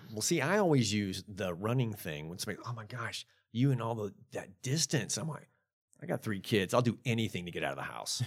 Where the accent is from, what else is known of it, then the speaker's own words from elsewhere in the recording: Memphis, Tennessee, United States; I grew up in Memphis